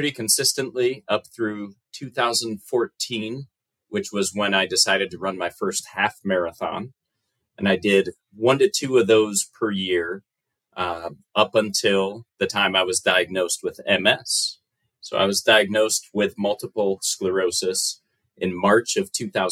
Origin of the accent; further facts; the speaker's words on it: United States; accent: American; my accent is quite different. It's an American accent